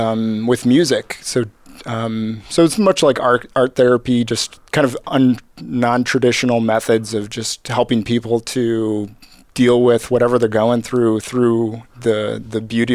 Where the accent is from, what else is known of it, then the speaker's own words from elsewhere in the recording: Chicago, Illinois, United States; Yeah. So I'm from Chicago, Illinois.